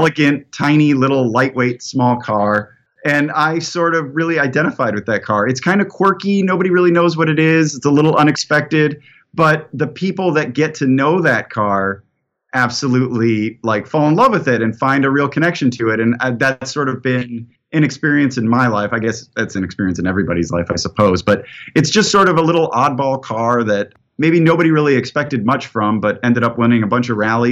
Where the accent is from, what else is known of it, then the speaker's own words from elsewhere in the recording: Midwest, United States; moved away; also born or lived in Los Angeles, California; As a Midwesterner who lived in Los Angeles